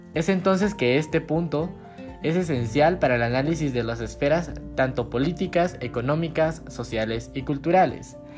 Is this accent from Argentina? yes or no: no; Guatemala; como guatemaltecos debemos unirnos